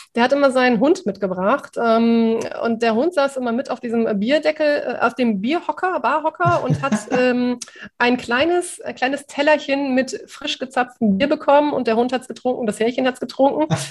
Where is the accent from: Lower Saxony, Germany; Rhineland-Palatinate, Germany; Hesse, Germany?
Lower Saxony, Germany; Osnabrück; moved away as an adult; also born or lived in Cuxhaven; now in Otterndorf, Germany; bin aus meiner Heimat Osnabrück damals weggezogen und bin alleine nach Cuxhaven gezogen